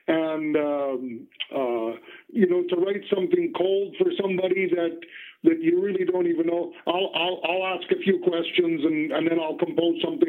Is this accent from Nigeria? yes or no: no; Western Canada, the Prairies, Canada; we grew up in Western Canada on the prairies